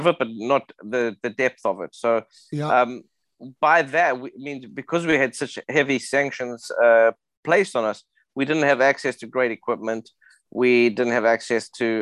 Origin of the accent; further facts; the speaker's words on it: South Africa; I grew up in South Africa in the 80s.